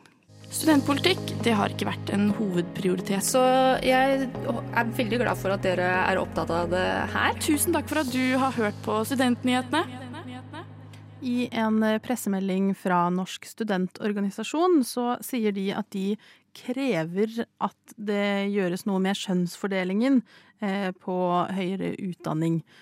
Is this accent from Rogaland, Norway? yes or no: yes; Stavanger, Rogaland, Norway; jeg er jo fra Stavanger, oljebyen.